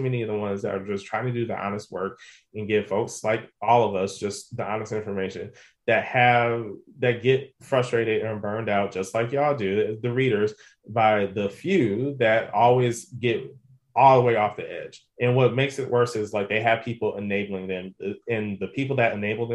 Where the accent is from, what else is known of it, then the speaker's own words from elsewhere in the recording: Detroit, Michigan, United States; growing up in Detroit